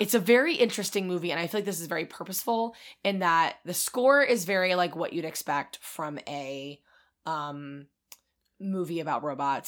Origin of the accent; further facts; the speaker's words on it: King of Prussia, Pennsylvania, United States; I grew up near the King of Prussia Mall